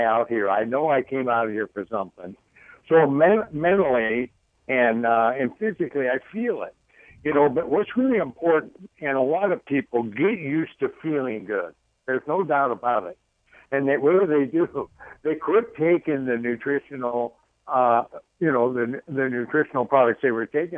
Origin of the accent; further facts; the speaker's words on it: Idaho, United States; I'm from Idaho